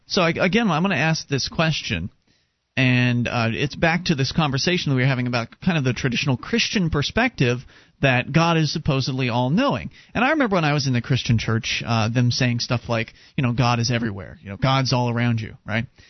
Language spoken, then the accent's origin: English; Florida, United States; I was raised Presbyterian down uh, in Florida